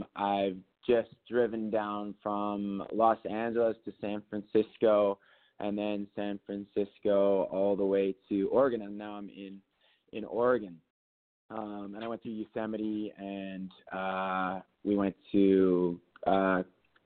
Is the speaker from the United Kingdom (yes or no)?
no; British Columbia, Canada; moved away; I grew up in British Columbia, actually, so Seattle was not far away.